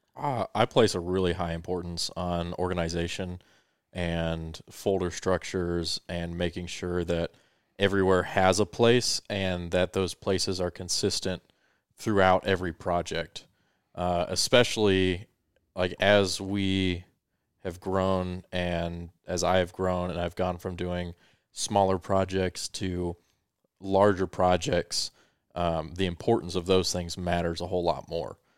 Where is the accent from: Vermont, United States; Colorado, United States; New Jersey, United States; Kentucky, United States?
Colorado, United States; born or raised there; also born or lived in Victorville, California